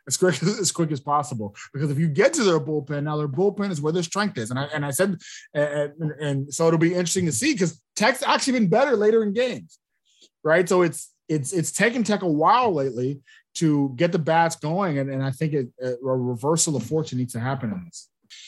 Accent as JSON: {"language": "English", "town": "Houston", "region": "Texas", "country": "United States", "tie": "born or raised there", "said": "I grew up in the Houston area"}